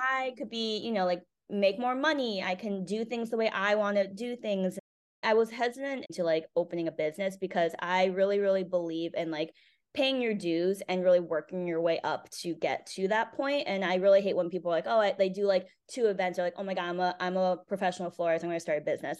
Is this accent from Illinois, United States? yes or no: no; Cheshire, Connecticut, United States; also born or lived in South Korea; I grew up in Connecticut, a small town called Cheshire